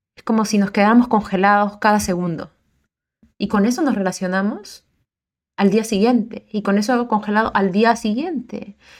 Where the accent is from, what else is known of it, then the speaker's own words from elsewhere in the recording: Peru; also born or lived in South America; now in Auckland, New Zealand; Soy peruana